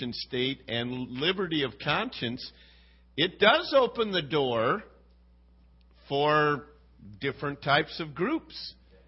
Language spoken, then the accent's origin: English; United States; I'm an American.